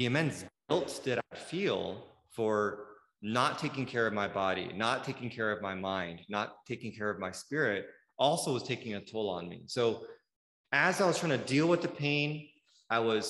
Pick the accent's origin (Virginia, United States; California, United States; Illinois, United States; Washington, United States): California, United States; Bay Area; now in Southern California, United States; Even though I grew up in the Bay Area, that was like kind of like my hometown.